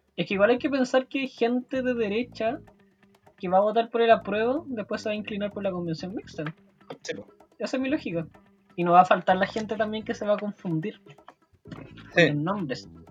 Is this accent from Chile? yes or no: yes; Chile; como muchos chilenos y chilenas